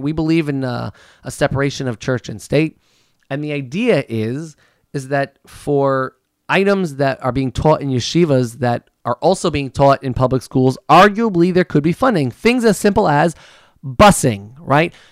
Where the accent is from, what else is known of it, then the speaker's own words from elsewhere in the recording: United States; I am an American